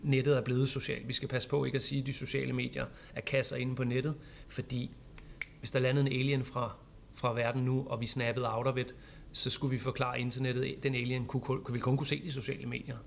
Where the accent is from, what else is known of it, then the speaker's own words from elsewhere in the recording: Vallensbæk, Capital Region of Denmark, Denmark; also born or lived in Amager, Copenhagen; now in Copenhagen, Denmark; Jeg, jeg er fra Valdensbæk for at pege på kommunen, jeg er fra.